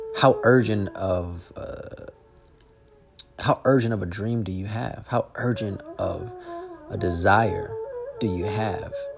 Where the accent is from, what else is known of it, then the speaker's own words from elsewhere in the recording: Los Angeles, California, United States; moved away as an adult; born and raised in Los Angeles